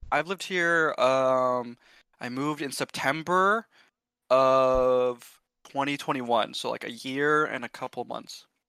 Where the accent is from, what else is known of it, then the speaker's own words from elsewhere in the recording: Sonoma, California, United States; moved away as an adult; also born or lived in Berkeley, California; now in Austin, United States; I was born in Sonoma, California, a very small, nice part of the world. Um, grew up there